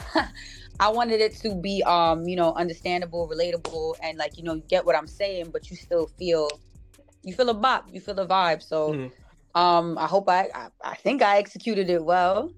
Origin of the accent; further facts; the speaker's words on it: New York City, New York, United States; I'm from Uptown, so I grew up on not too far from um, 233rd